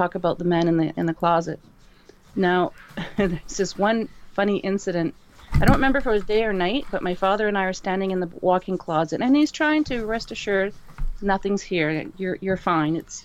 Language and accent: English; Dieppe, New Brunswick, Canada; up on the east coast of Canada in a province called New Brunswick. And the town that we lived in, Dieppe